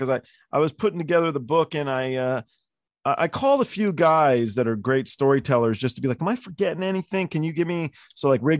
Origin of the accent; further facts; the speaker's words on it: England, United Kingdom; I'm like English